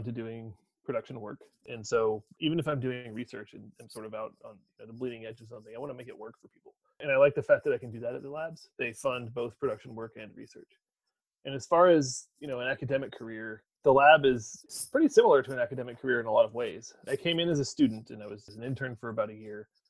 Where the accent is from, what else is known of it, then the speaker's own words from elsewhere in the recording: Raleigh, North Carolina, United States; moved away as an adult; also born or lived in Williamstown, Massachusetts; now in Livermore, United States; I grew up in Raleigh